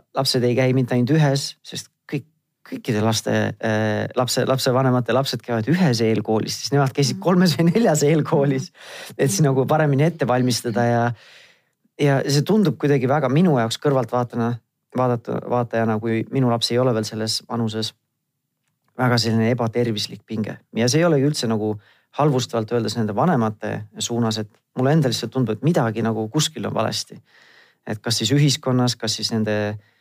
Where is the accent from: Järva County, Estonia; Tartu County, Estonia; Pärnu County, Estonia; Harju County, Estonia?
Tartu County, Estonia; Tartu; mina ise olen Tartust pärit